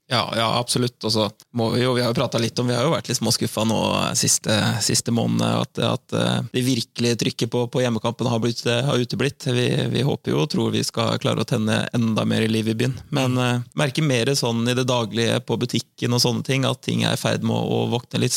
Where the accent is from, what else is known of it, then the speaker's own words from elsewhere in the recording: Søndre Sande, Vestfold, Norway; moved away as an adult; also born or lived in Hvaler; now in Fredrikstad, Norway; Jeg vokste opp eh, ute på jeg vokste opp ute på Søndre Sande